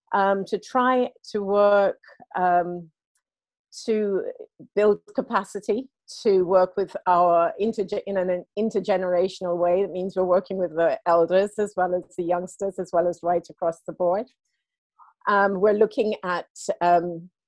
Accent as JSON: {"language": "English", "country": "United Kingdom", "tie": "born or raised there", "also_born_or_lived": "Jamaica", "said": "I grew up here and I was born in Jamaica, and I returned home for a period of time"}